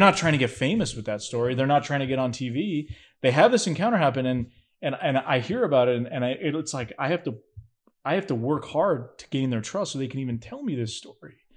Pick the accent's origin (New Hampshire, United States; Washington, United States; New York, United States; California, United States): New Hampshire, United States; I'm from New Hampshire